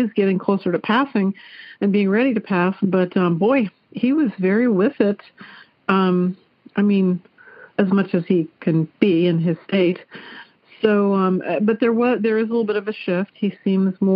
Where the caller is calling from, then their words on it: Clarksville, Ohio, United States; I am calling from Clarksville, Ohio